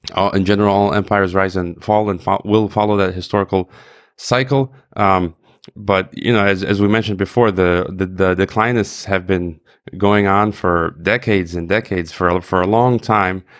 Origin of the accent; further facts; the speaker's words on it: United States; myself as an American